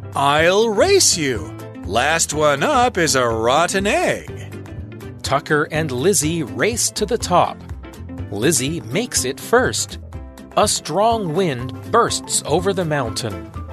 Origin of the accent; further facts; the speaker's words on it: England, United Kingdom; I'm from England where it rains every day.